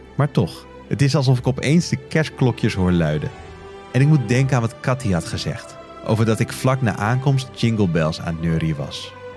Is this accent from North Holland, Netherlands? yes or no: yes; Beverwijk, North Holland, Netherlands; mijn geboortestad Beverwijk